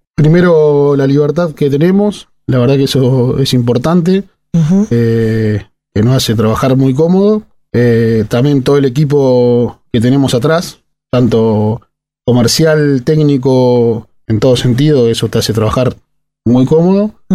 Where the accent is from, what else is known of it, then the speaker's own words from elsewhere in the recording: Madero, Argentina; Hice fútbol de chico en mi pueblo, en Madero. Soy de un pueblo ah, de 2.000 habitantes